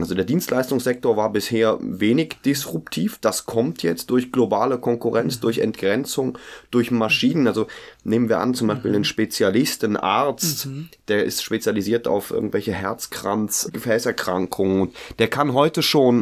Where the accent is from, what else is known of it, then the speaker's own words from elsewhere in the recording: Germany; ich komme aus Deutsch, Deutschland